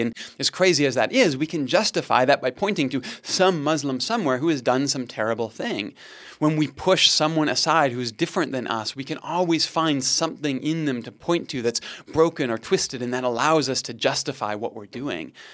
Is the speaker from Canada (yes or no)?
yes; Canada; just being a Canadian, Christianity is the water in which we swim